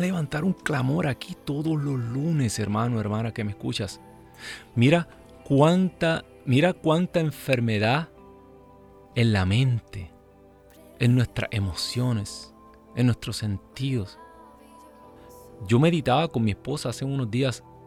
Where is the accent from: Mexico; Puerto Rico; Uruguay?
Puerto Rico; Ciales; now in United States; mi pueblo en Puerto Rico